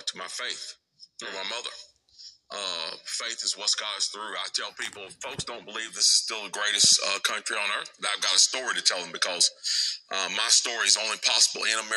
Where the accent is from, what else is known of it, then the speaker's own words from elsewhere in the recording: North Carolina, United States; the citizenship experience that I have as a North Carolinian and as an American